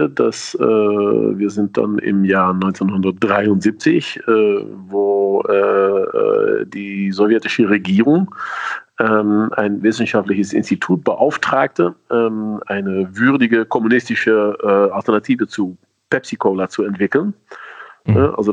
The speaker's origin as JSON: {"language": "German", "country": "Netherlands", "said": "Sie sind ja meine Landsmänner, ich bin ja Niederländer."}